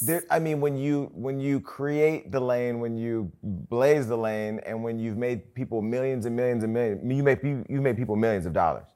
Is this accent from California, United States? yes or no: yes; Stockton, California, United States; my hometown of Stockton